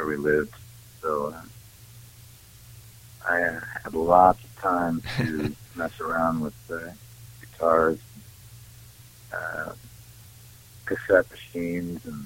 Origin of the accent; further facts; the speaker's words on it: Great Falls, Montana, United States; also born or lived in Billings, Montana; now in Fort Collins, United States; I grew up more in Great Falls, Montana, which is more central Montana out on the plains